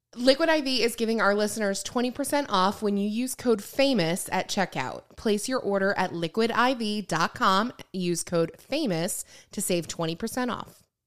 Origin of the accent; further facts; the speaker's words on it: Lake Michigan, southern Michigan, United States; moved away; I grew up on Lake Michigan, and obviously, like, and towards, like, the southern part of Michigan